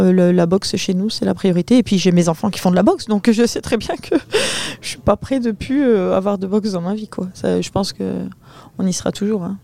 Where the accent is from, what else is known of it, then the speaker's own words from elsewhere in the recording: Saint-Pol-sur-Mer, Hauts-de-France, France; chez nous à Saint-Paul